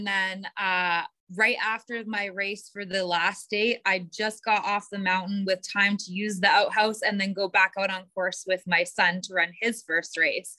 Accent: Prince George, British Columbia, Canada; I grew up in Prince George, which is in northern BC

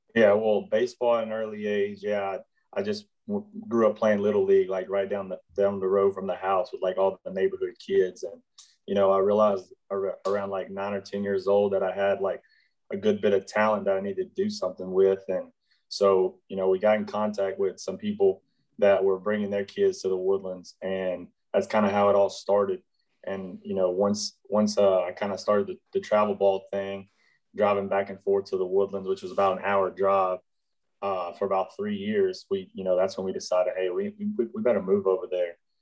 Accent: Shepherd, Texas, United States; I grew up in a, a, little small town north of Houston called Shepherd, Texas

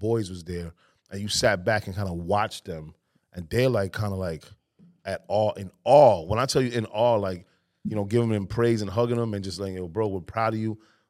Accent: New York, United States; we come from New York

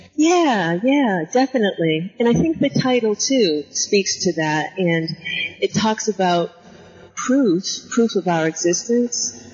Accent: New Bedford, Massachusetts, United States; I grew up in Massachusetts uh, on the on the coast in New Bedford, Mass

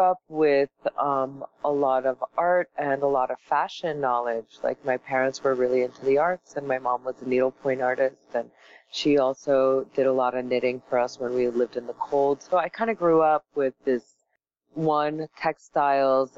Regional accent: North Miami Beach, Florida, United States; also born or lived in Paris, France; I was born in Paris and I was raised in Miami. I came here when I was 6 years old

